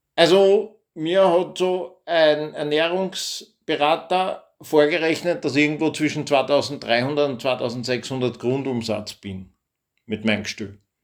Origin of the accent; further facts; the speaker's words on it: Austria; bei uns in Österreich